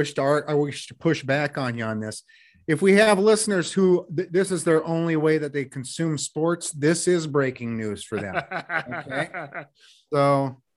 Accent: United States; I'm an American, so I say schedule.

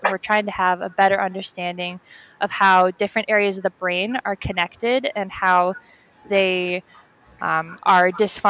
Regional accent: Minnesota, United States; moved away as an adult; now in Boston, United States; Well, I am from Minnesota.

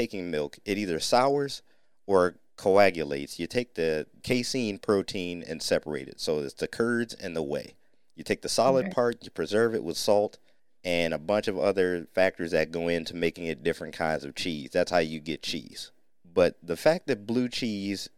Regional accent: North Ohio, United States; We were raised in Ohio, but by parents and grandparents who rooted from Mississippi

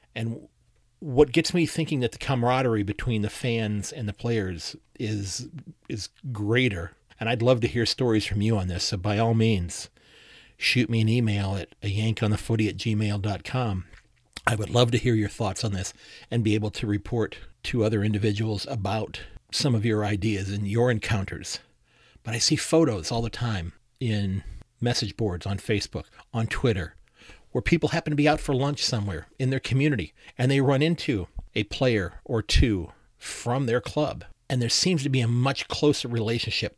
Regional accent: United States; as an American who's learning about the game

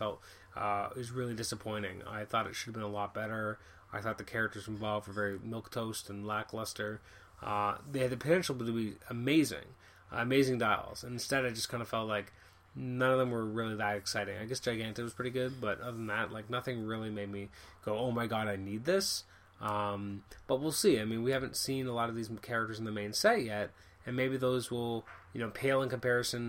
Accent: Canada; I'm from Canada

